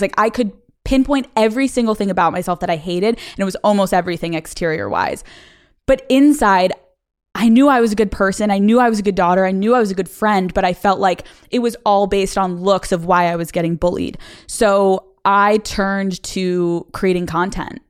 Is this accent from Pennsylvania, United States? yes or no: yes; Pennsylvania, United States; moved away as an adult; also born or lived in Boston; I grew up in Pennsylvania